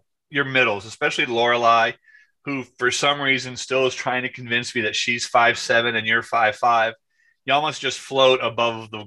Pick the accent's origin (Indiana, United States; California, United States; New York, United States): New York, United States; I'm white from New York